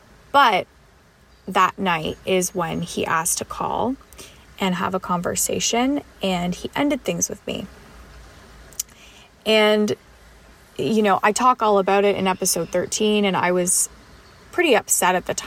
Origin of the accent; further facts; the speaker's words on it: Canada; as a Canadian